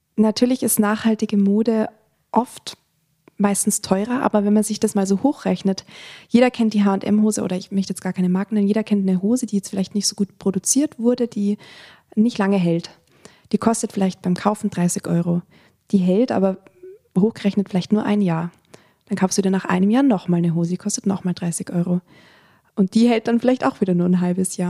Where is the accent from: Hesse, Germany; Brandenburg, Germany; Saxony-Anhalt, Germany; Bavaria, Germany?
Bavaria, Germany; Attenkirchen; Ich komme aus der Nähe von Freising, ich komme aus dem Dorf Attenkirchen